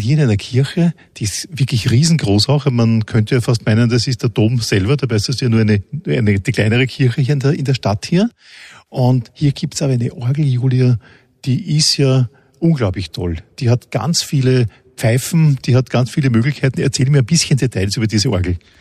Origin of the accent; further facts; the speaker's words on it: Austria; bei uns in Österreich